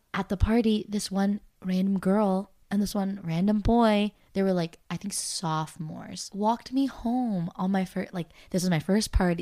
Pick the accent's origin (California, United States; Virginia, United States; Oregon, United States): California, United States; I'm from California